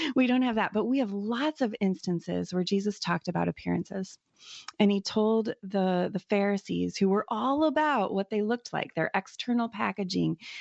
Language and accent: English; United States; as an American, you know, woman